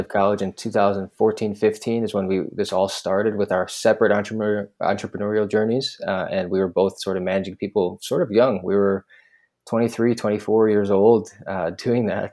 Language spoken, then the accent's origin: English; Milwaukee, Wisconsin, United States; moved away as an adult; also born or lived in Boston / San Francisco; Laith and I, we grew up together in Milwaukee, Wisconsin